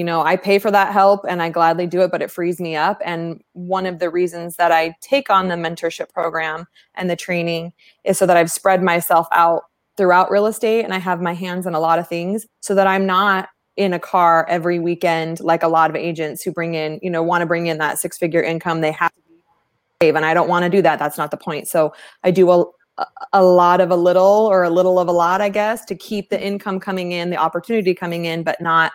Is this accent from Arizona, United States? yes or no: yes; East Valley, Arizona, United States; Born and raised in the East Valley